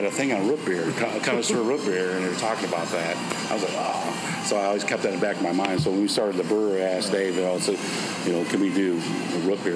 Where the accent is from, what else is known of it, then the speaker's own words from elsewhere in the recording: Watervliet, Michigan, United States; moved away as an adult; also born or lived in Chicago; I was born and raised here in Water Relief. And then when I was 18, I left for military service